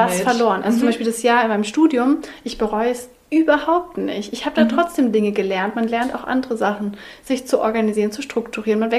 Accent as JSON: {"language": "German", "region": "Southern Germany", "country": "Germany", "tie": "born or raised there", "said": "Denn ich bin in Süddeutschland aufgewachsen."}